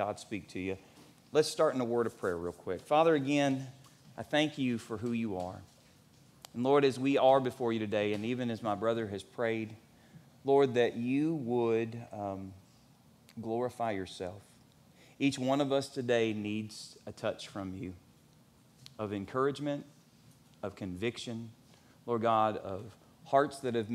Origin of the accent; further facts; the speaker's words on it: Elizabethtown, Kentucky, United States; When I grew up here in Elizabethtown